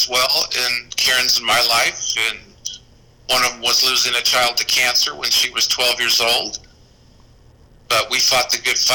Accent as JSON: {"language": "English", "town": "Newport Beach", "region": "California", "country": "United States", "tie": "born or raised there", "said": "so now we live down here in Newport Beach. I really enjoy living at the exact same location where I grew up on Balboa Island."}